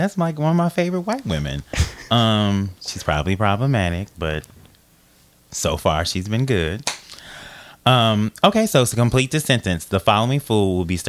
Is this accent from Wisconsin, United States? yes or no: yes; Milwaukee, Wisconsin, United States; I'm from Milwaukee, Wisconsin.